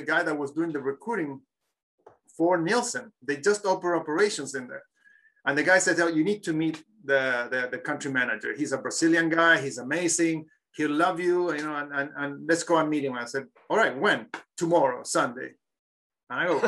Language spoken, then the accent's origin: English; Chile; moved away; I'm from Chile.